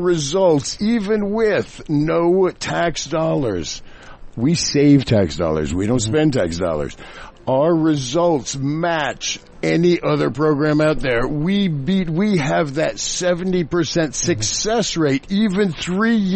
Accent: Kokomo, Indiana, United States; I was that little Hoosier boy growing up in Kokomo

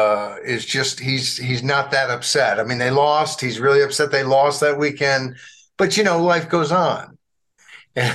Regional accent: Arkansas, United States; growing up in Arkansas

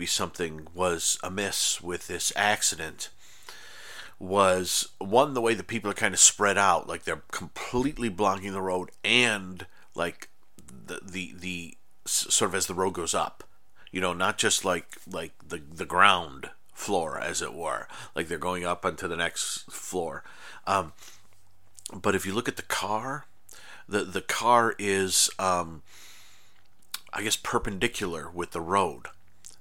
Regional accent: Irondequoit, New York, United States; moved away as an adult; also born or lived in Ithaca, New York; now in Los Angeles, United States; I live in Los Angeles. I grew up in New York State.

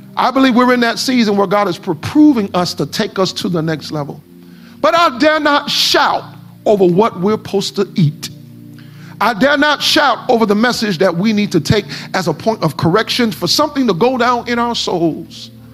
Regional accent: Miami, Florida, United States; I am from Miami

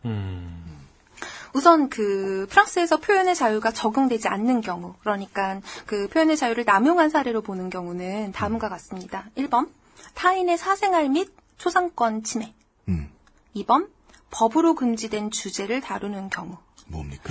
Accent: South Korea; 저는 한국 사람이고요

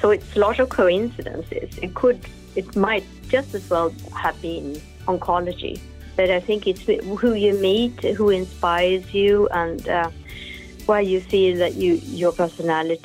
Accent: Stockholm, Stockholm County, Sweden; I'm from Stockholm, from the inner city

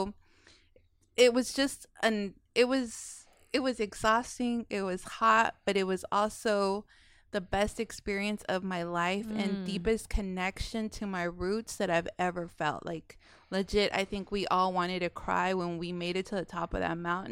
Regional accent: Irving, Texas, United States; being a Hispanic person growing up in Irving

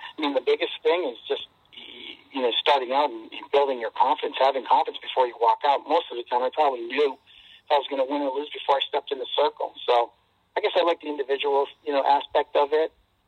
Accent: New Britain, Connecticut, United States; I was supposed to go to New Britain High School, and last minute, when I was in 10th grade, I transferred to Pulaski High School, which was the school on the other side of town.

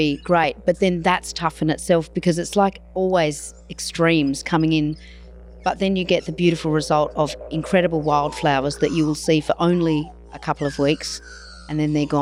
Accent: Broken Hill, New South Wales, Australia; I grew up in Broken Hill as well

